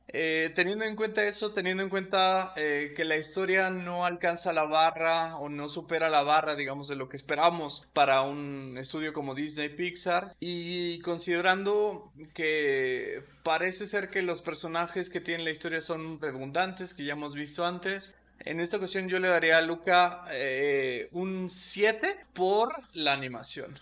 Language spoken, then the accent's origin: Spanish; Michoacán, Mexico; crecimos en Michoacán